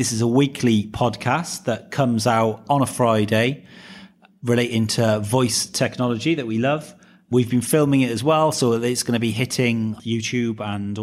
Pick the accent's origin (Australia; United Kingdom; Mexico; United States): United Kingdom; Wales; Being a Welsh man